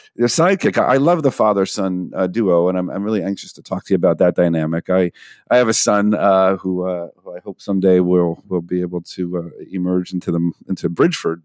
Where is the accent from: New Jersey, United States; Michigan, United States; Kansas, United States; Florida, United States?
New Jersey, United States; I'm South Jersey